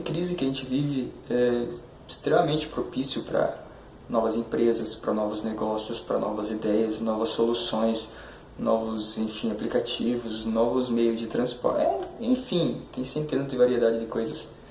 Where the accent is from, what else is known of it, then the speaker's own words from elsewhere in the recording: Curitiba, Paraná, Brazil; sou de Curitiba